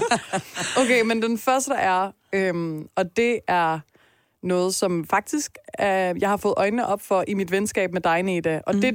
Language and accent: Danish; Denmark; jeg i hvert fald som dansker